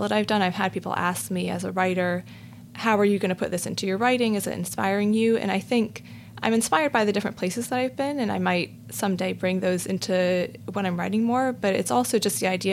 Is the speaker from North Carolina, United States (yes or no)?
yes; Raleigh, North Carolina, United States; moved away as an adult; also born or lived in Los Angeles / Chapel Hill, North Carolina / England / New York; I grew up in Raleigh in North Carolina